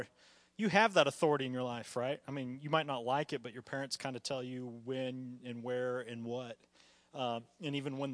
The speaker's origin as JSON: {"language": "English", "country": "United States", "said": "we are as American Christians"}